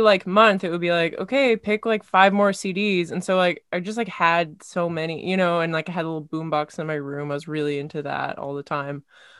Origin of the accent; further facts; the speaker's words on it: Kamloops, British Columbia, Canada; Local theater. I grew up in Kamloops, and like so sometimes it's just not good.